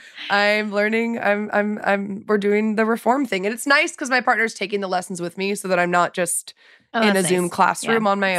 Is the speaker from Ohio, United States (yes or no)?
no; New York, United States; Grew up in New York, 68th and Central Park West.